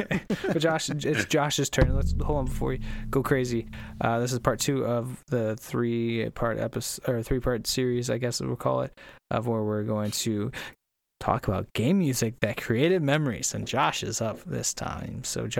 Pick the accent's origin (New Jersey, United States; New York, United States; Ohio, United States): New York, United States; Brooklyn; Whatever. I'm from Brooklyn.